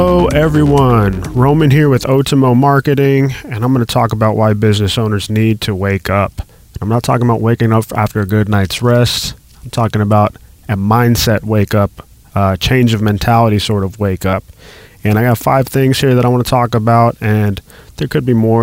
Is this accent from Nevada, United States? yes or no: yes; Las Vegas, Nevada, United States; I grew up in Las Vegas